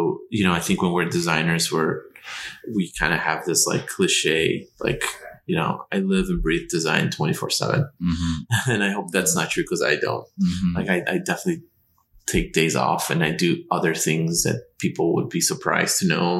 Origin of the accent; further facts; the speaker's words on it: Chicago, Illinois, United States; I'm from Chicago.